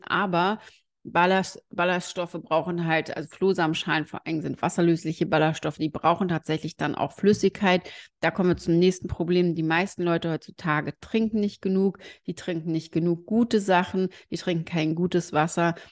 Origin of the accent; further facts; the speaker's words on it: Germany; bei uns in Deutschland